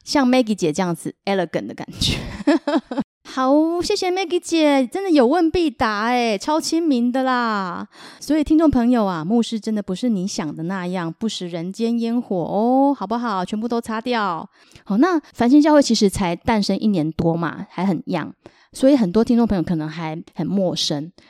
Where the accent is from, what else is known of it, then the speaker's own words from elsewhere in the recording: Taiwan; 我是来自台湾的